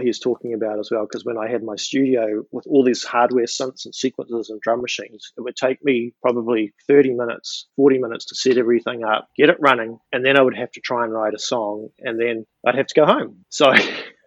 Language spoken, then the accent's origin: English; New Zealand; moved away as an adult; now in New York City, United States; I'm originally from New Zealand, when I was living there, I had a studio